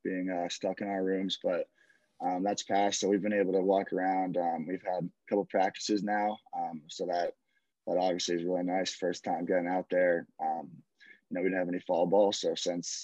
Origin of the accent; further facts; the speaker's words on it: Ridgewood, New Jersey, United States; I'm from Ridgewood, New Jersey, born and raised